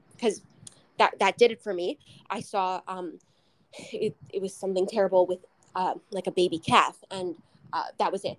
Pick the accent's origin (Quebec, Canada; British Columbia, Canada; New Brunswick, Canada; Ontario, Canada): Quebec, Canada; Montreal; I grew up in Montreal